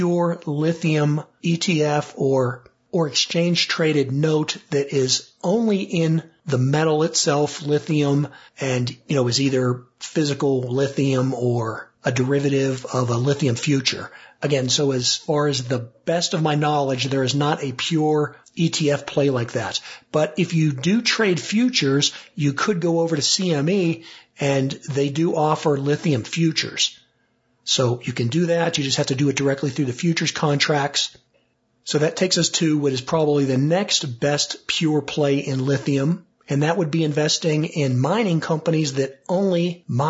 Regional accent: Monroeville, Pennsylvania, United States; I grew up in the Pittsburgh suburb called Monroeville

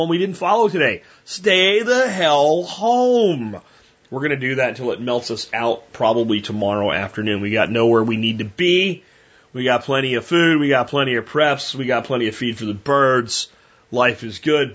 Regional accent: Texas, United States; I'm a Texan

